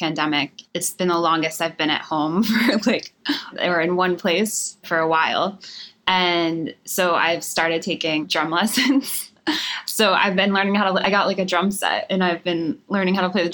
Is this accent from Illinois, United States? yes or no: no; Harrisburg, Pennsylvania, United States; moved away as an adult; now in Nashville, United States; I was born and raised in Pennsylvania